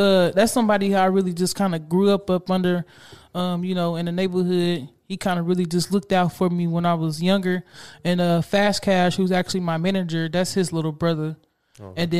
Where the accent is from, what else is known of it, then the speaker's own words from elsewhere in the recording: Spencer, Oklahoma, United States; I'm from Spencer, Oklahoma.